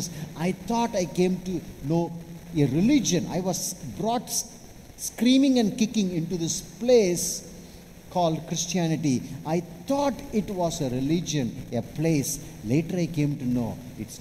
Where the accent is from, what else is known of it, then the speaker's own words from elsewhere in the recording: Chennai / Vellore, Tamil Nadu, India; I'm from Chennai